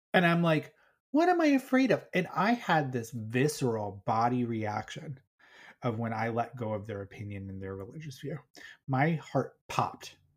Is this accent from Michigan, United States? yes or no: no; Colorado, United States; I'm from Colorado